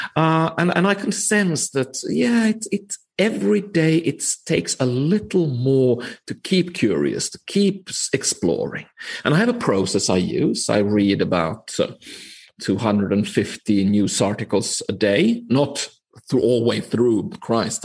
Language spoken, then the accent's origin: English; Finland; now in Copenhagen, Denmark; I am from Finland. I'm actually calling in today from sunny Copenhagen